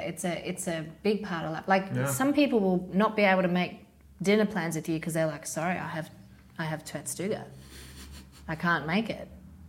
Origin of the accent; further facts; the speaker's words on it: Australia; now in Sweden; I'm Australian. We're your convict version.